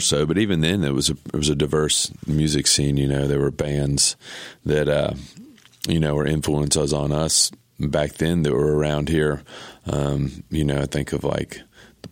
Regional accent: Greensboro, North Carolina, United States; I grew up in Greensboro.

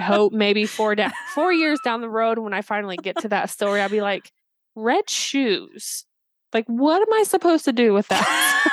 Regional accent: Indiana, United States; I'm from Indiana

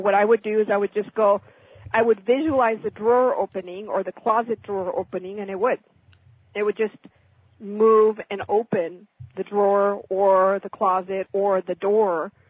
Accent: Mexico; I was born and raised in Mexico from American parents.

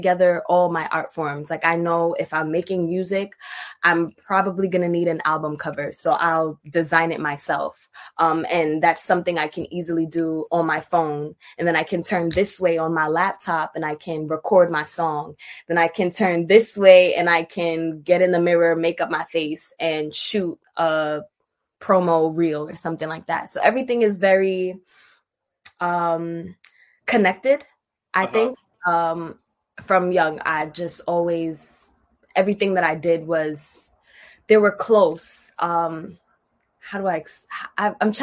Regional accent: New York City, New York, United States; growing up in Brooklyn, going to school. I went to Brooklyn High School of the Arts

